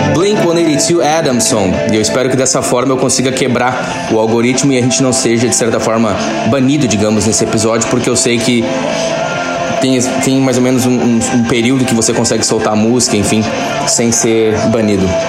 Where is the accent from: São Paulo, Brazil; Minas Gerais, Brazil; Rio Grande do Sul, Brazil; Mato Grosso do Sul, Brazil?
Rio Grande do Sul, Brazil; Campo Bom; Eu estou falando diretamente da minha cidade natal, Campo Bom, no Vale dos Sinos, estado do Rio Grande do Sul, no Brasil